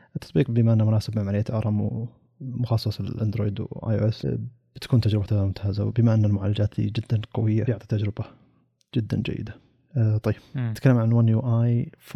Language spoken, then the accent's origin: Arabic; Saudi Arabia; عندنا في السعودية